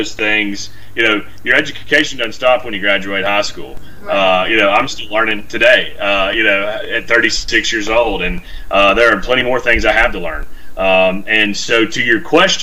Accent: Columbia, United States; I'm from Columbia. I know its people. I'm friends, lifelong friends with folks here.

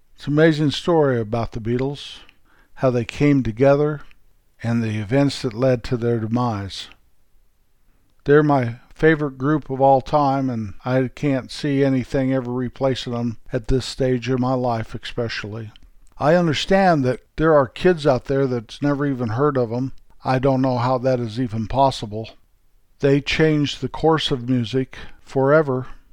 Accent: Colorado, United States; moved away; Back where I was raised in Colorado, from my parents' old house, you can see the Continental Divide

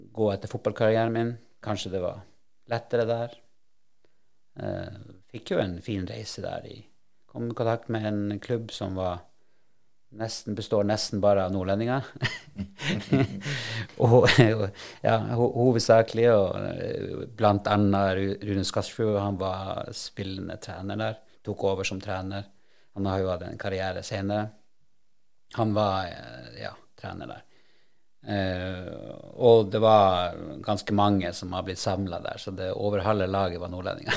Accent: Alta, Finnmark, Norway; moved away; also born or lived in Sandnes; jeg kommer jo fra Bosekopp det er jo Bull som er moderklubben min

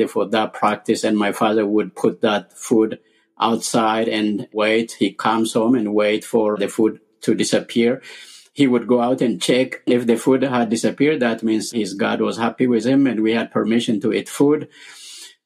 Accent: Ethiopia; I was born and raised in Ethiopia.

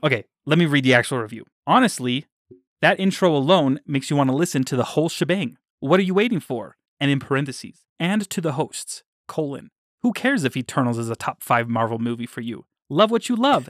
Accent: Davis County, Utah, United States; I grew up in Davis County, and now I'm living in Utah County

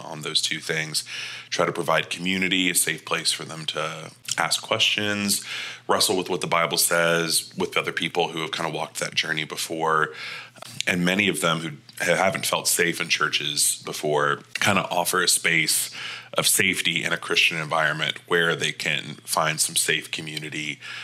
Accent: Panama City, Florida, United States; moved away as an adult; also born or lived in Birmingham, Alabama / Knoxville, Tennessee; now in St. Louis, United States; I grew up in Panama City, Florida

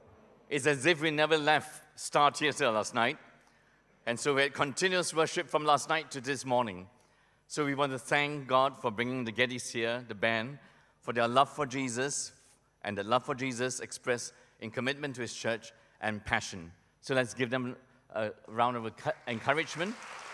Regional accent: Malaysia; black and white television that I grew up with in Malaysia, my family was too poor to have a television set.

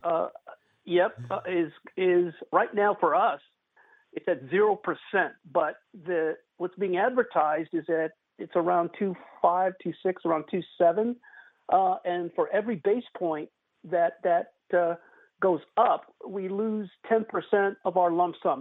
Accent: Missouri, United States; now in Texas, United States; I'm originally from the Show Me state

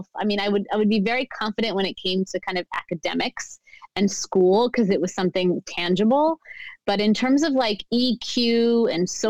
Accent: United States; also born or lived in New Jersey / Pennsylvania; I grew up in America

